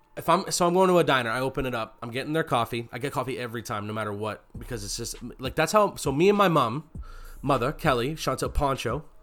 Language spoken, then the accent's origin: English; Canada; we're Canadian, so if you're in grade five, you have to learn how to play